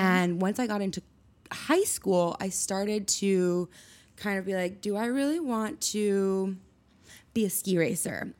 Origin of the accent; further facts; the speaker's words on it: Steamboat Springs, Colorado, United States; now in New York, United States; I grew up in Colorado in a small town called Steamboat Springs